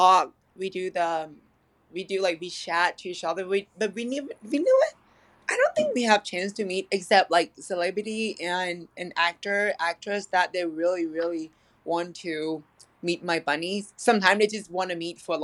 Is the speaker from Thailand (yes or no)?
yes; Thailand; now in Los Angeles, United States; I'm originally from Thailand